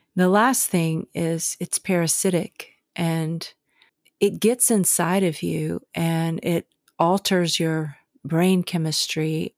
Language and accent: English; the South, United States; When I was a kid growing up in the South